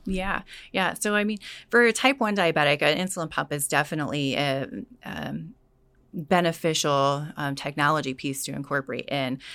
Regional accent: California, United States; moved away as an adult; also born or lived in Hungary; originally I'm from California, born and raised there

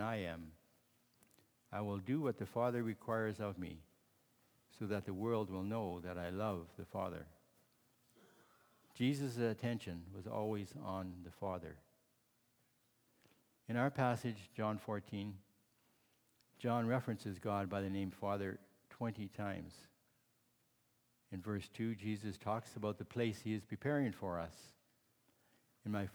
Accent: Holland Marsh, Ontario, Canada; also born or lived in Barrie, Ontario; I grew up in Holland Marsh, Ontario, and later we moved to Barrie because my father had purchased a farm there.

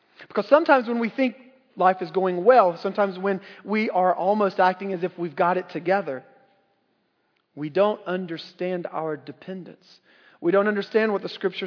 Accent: North Carolina, United States; growing up in North Carolina, again, the buckle of the Bible Belt

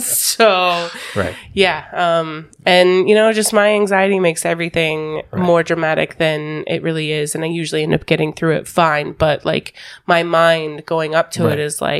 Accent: Colorado, United States; now in Florida, United States; I'm from Colorado

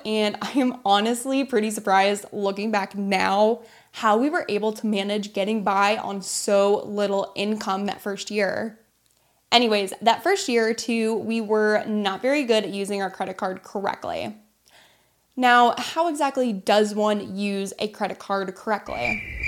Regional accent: United States; I went into Wells Fargo in my hometown to open a savings account, not a credit card, and ended up being one of the millions of Americans

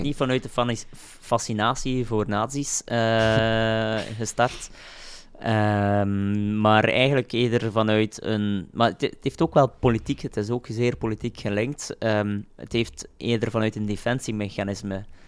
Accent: Roeselare, Flanders, Belgium; uit Roeselaar, ik ben van Roeselaar.

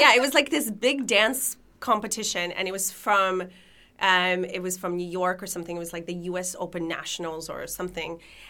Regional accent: Canada; also born or lived in Lithuania / Israel; So I was born in Lithuania. I moved to Israel when I was, after 6 years from Israel, my family immigrated to Canada.

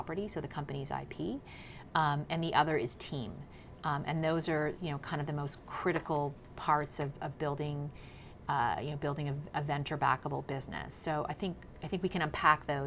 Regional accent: Canada; moved away as an adult; also born or lived in Silicon Valley, United States / New York City, United States; I'm Canadian and just moved back to Canada a few months ago, but spent a large part of my career working in the U.S. technology world

